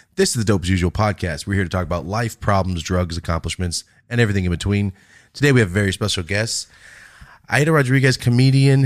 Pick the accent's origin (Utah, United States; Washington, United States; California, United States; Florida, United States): California, United States; I'm from California. I grew up around nothing but Mexican people